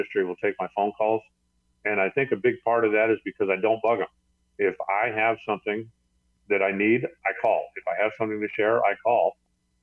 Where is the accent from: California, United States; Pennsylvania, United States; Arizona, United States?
Arizona, United States; Tucson; I grew up in Southern Arizona. And, you know, Tucson is basically the middle of the desert